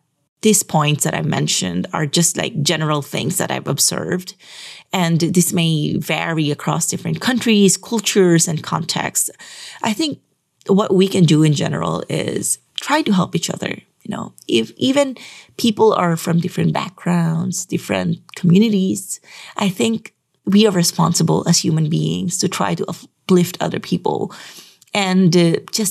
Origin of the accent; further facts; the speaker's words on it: Metro Manila, Philippines; we are from Metro Manila